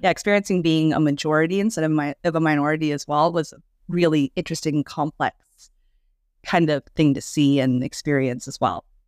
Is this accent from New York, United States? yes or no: yes; New York, United States; also born or lived in China / San Diego; I'm actually from New York, and that's where I'm currently based.